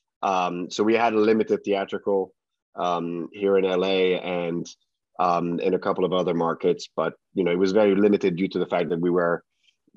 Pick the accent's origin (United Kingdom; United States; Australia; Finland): Finland; English is a second language; moved away; it was in my home, you know, my home country